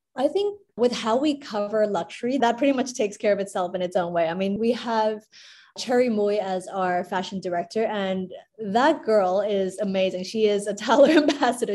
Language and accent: English; Hong Kong; I was born and raised in Hong Kong